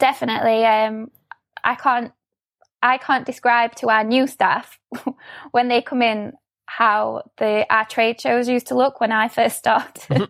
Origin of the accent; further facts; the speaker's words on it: Sheffield, Yorkshire and the Humber, United Kingdom; I'm from Sheffield, um, so I still live here, um, born and bred.